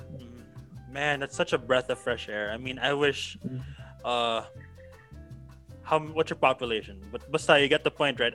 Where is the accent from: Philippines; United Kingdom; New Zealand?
Philippines; also born or lived in San Francisco, United States; I was born in San Francisco but lived life here in the Philippines for the most part